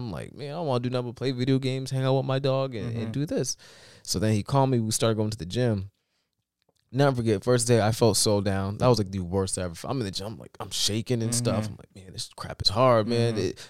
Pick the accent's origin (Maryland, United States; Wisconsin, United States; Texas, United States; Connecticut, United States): Connecticut, United States; dude, I'm from the London County of Connecticut.